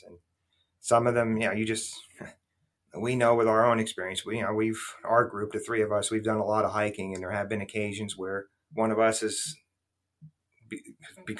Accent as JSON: {"language": "English", "region": "outside of New York City", "country": "United States", "tie": "born or raised there", "moved": "yes", "said": "I grew up outside of New York City"}